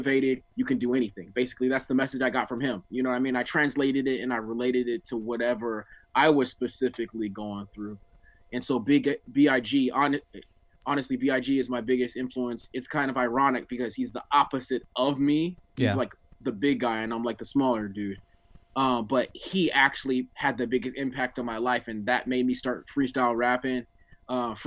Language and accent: English; Oceanside, California, United States; also born or lived in Newark, New Jersey; I ended up in Oceanside. So I grew up in Oceanside